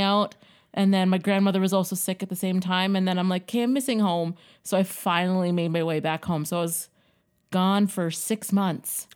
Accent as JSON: {"language": "English", "town": "Yellowknife", "region": "Northwest Territories", "country": "Canada", "tie": "born or raised there", "also_born_or_lived": "Winnipeg, Manitoba", "said": "I was born in Winnipeg, Manitoba, and then my parents decided to move from Winnipeg to Yellowknife."}